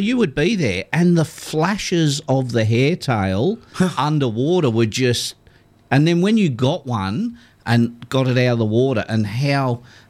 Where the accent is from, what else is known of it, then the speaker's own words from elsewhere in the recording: Victoria, Australia; moved away; I was from Victoria when we were little